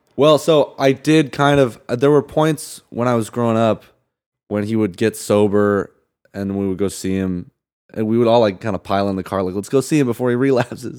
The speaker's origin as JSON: {"language": "English", "town": "Santa Barbara", "region": "California", "country": "United States", "tie": "born or raised there", "also_born_or_lived": "Salt Lake City, Utah / Michigan / Indiana / Palm Springs, California", "said": "I grew up in Santa Barbara"}